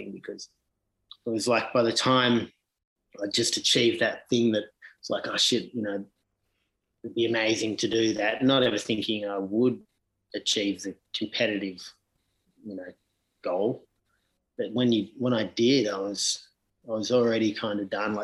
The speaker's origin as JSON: {"language": "English", "town": "Sydney", "region": "New South Wales", "country": "Australia", "tie": "born or raised there", "said": "growing up in Sydney"}